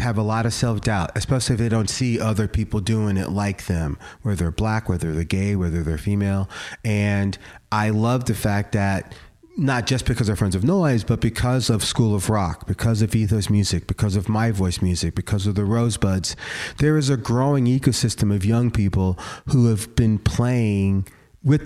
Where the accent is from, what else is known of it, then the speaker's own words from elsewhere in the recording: New York, United States; now in Portland, United States; growing up in New York